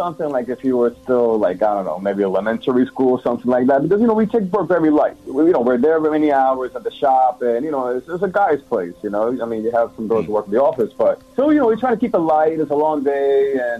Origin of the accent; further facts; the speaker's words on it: United States; I'm also Latino, you know that. So I'm dude making fun of me, just that I grew up in the States, so I don't have an accent like that.